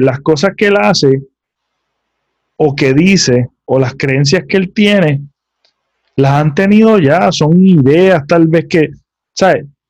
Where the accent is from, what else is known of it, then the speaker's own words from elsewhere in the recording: Puerto Rico; como puertorriqueños